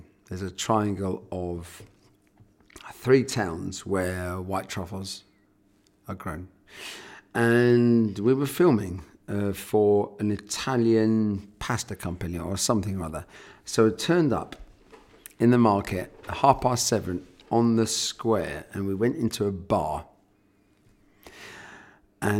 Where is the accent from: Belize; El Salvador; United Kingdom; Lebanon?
United Kingdom; England; now in Orgon, France; I'm from England